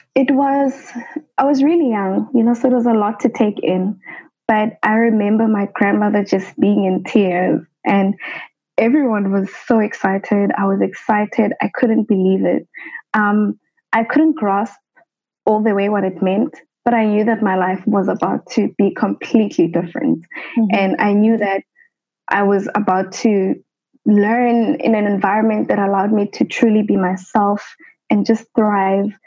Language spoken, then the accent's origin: English; Johannesburg, Gauteng, South Africa; I grew up in the township of Soweto in Johannesburg